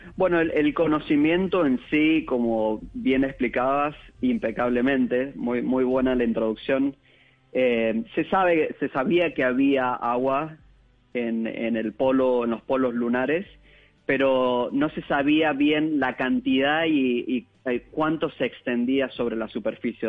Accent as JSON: {"language": "Spanish", "region": "Mendoza", "country": "Argentina", "also_born_or_lived": "Germany", "moved": "as an adult", "lives_now": "United States", "said": "Yo soy mendocino de Argentina"}